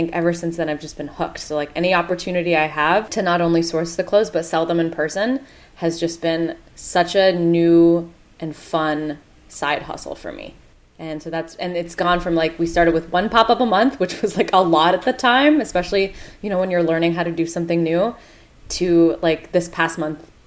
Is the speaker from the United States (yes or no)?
yes; United States; I'm Indian American.